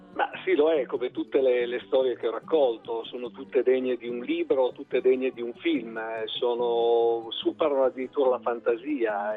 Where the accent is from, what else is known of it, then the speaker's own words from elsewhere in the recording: Brosso, Piedmont, Italy; ho avuto la fortuna di nascere in Val Chiusella, di vivere a Brosso, in un paese in cui la mia famiglia affonda le sue radici